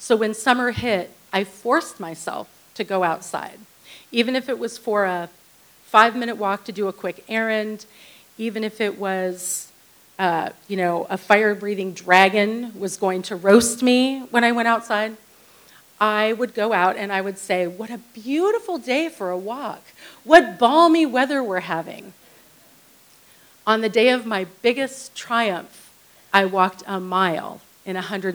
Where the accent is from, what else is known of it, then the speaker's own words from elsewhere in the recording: Santa Barbara, California, United States; now in Ojai, United States; I'm born and raised in Santa Barbara